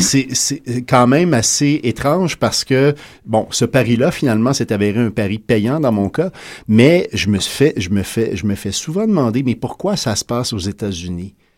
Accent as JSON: {"language": "French", "region": "Quebec", "country": "Canada", "said": "on est des Québécois, mais on est également des gens qui habitent en Amérique"}